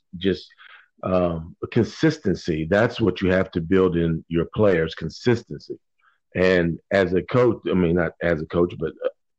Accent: Virginia, United States; I'm originally from Virginia

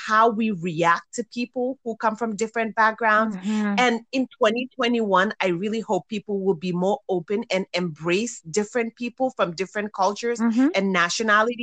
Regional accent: Gambia; when we were growing up in Gambia

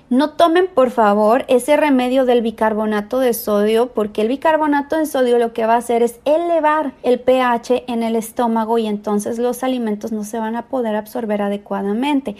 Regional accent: Mexico; now in San Diego, United States; soy mexicana, vivo en San Diego, California

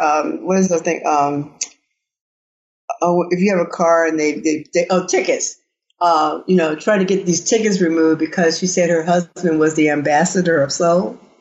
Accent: the Delta, Arkansas, United States; I grew up in Arkansas. I'm I'm I'm I'm a Southerner

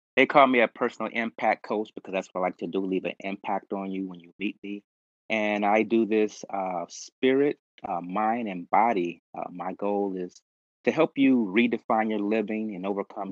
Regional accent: Los Angeles, California, United States; I was basically born and raised in South Central.

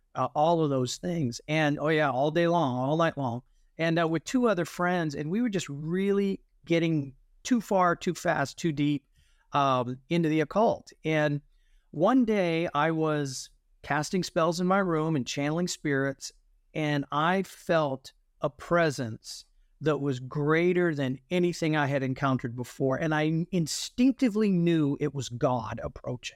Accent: New England, United States; I grew up in New England

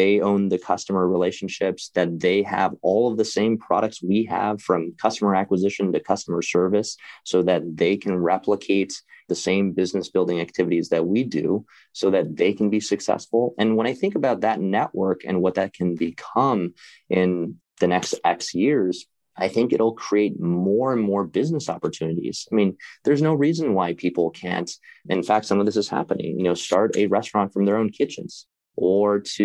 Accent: Midwest, United States; moved away; where I grew up in the Midwest

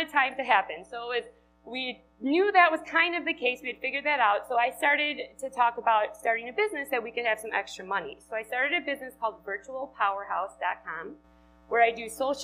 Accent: Wisconsin, United States; accent: Wisconsin; moved away as an adult; which you can tell from my accent, from Wisconsin.

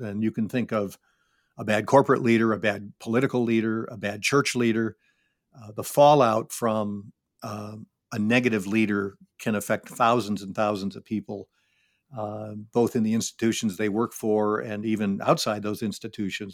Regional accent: Syracuse, New York, United States; I grew up in Syracuse, New York

